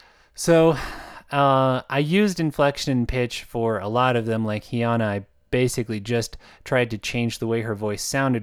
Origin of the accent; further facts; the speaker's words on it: Uganda; accent: Ugandan; I expect a lot of readers to have that reaction when they hear my Ugandan accent, because it's not an accent that we're very familiar